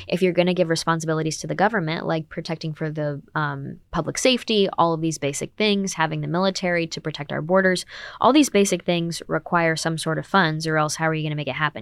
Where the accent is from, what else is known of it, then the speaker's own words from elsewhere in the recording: United States; I'm an American